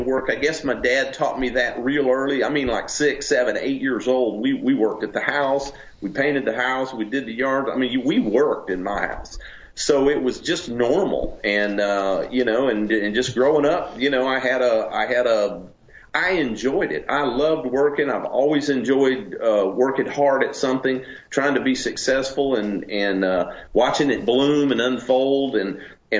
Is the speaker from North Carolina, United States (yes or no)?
yes; Charlotte, North Carolina, United States; moved away as an adult; also born or lived in Tennessee; now in Alabama, United States; I grew up in Charlotte, North Carolina, and around you know, cars and racing and hot rods and all that.